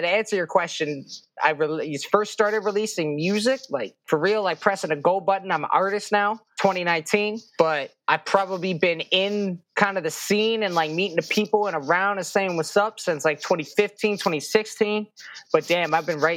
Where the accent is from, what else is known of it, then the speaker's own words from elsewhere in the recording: Jackson's Point, Ontario, Canada; also born or lived in Sutton, Ontario / Keswick, Ontario; I love the place I came from. I love the people there. I grew up there my whole life